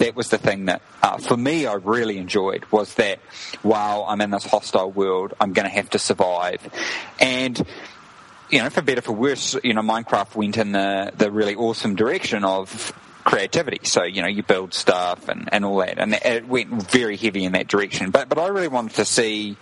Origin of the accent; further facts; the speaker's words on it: New Zealand; moved away as an adult; now in Prague, Czech Republic; I am from New Zealand.